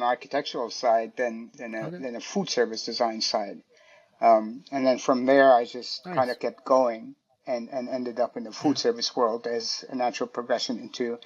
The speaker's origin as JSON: {"language": "English", "country": "Indonesia", "tie": "born or raised there", "also_born_or_lived": "Switzerland", "moved": "yes", "lives_now": "New York, United States", "said": "I grew up in Indonesia."}